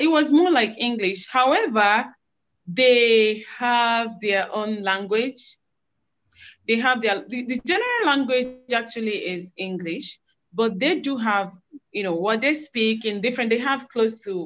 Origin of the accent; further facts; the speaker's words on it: Igbo, Igboland, Nigeria; first language Igbo; English is a second language; moved away as an adult; also born or lived in Philippines; I'm from Igbo in Nigeria. In Nigeria, my tribe is Igbo. So I speak Igbo language